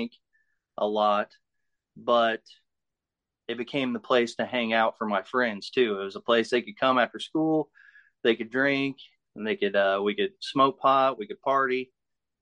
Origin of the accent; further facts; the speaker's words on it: Muncie, Indiana, United States; I'm from Muncie, Indiana. I was born here in Muncie, raised in Muncie, live in Muncie now.